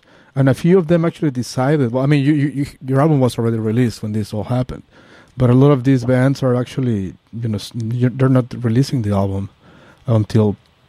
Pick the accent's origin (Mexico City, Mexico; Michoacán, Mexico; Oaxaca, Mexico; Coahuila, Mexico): Mexico City, Mexico; also born or lived in New York; now in San Francisco, United States; I used to live in New York too, by the way, because I'm from Mexico City.